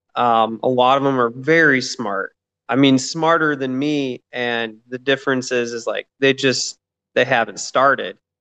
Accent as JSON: {"language": "English", "region": "Michigan", "country": "United States", "moved": "as an adult", "lives_now": "Atlanta, United States", "said": "I'm originally from Michigan. Um, I'm here in Atlanta, Georgia. Been here about two and a half years now"}